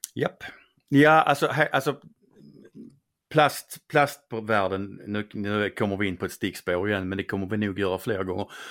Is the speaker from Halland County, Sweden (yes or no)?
no; Skåne, Sweden; accent: Scanian (skånska); min skånska